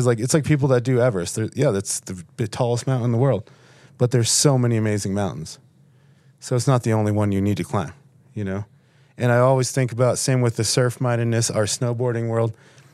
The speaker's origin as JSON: {"language": "English", "town": "Buffalo", "region": "New York", "country": "United States", "tie": "born or raised there", "said": "growing up in Buffalo, I was always like, everyone else lives in a cooler place than me, you know?"}